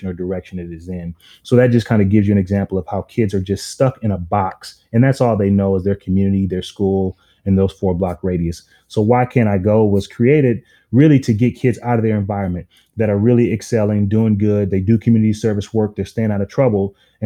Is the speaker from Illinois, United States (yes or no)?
no; Minneapolis, Minnesota, United States; I'm from North Minneapolis, and everyone knows it's one of those underserved communities